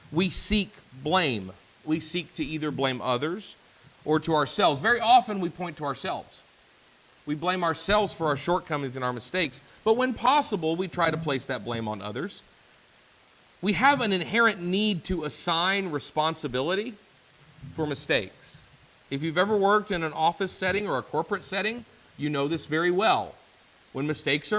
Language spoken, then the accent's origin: English; the Bible Belt, United States; I grew up in the Bible Belt